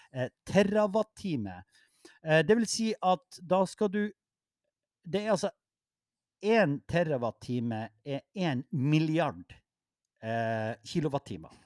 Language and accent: Norwegian; Mo i Rana, Nordland, Norway; jeg er fra Mo